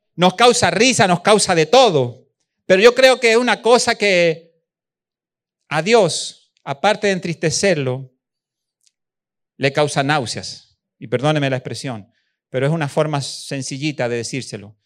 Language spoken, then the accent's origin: Spanish; Chile; moved away; also born or lived in Venezuela; allá en Chile, en mi país